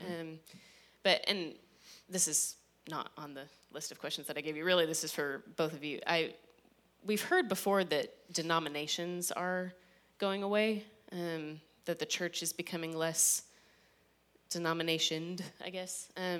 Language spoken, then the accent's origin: English; Midwest, United States; moved away; I grew up in the Midwest, and there's just not as big of a Baptist presence up there.